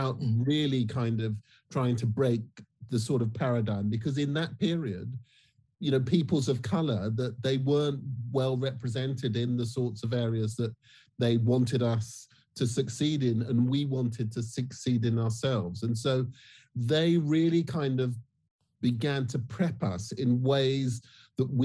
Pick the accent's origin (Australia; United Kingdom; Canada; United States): United Kingdom; I'm Black British